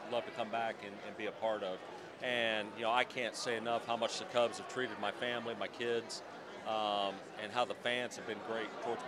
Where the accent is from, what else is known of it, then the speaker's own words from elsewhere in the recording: Council Bluffs, Iowa, United States; a kid growing up in Council Bluffs, Iowa